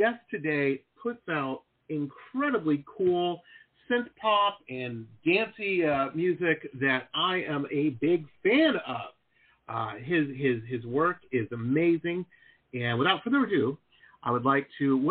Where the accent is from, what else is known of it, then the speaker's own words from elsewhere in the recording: Detroit, Michigan, United States; now in Florida, United States; I grew up in Detroit, Michigan